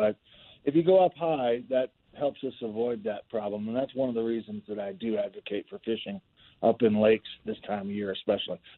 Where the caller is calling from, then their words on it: Steamboat Springs, Colorado, United States; I'm up in Steamboat Springs right now.